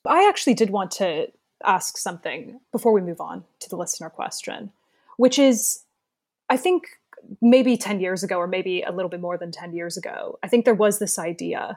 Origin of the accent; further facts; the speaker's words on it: Dayton, Ohio, United States; moved away as an adult; I grew up in Dayton, Ohio, but my mom is from Park Ridge